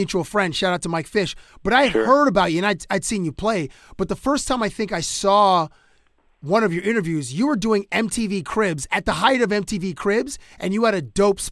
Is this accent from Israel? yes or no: no; Canada; now in Toronto, Canada; as a Canadian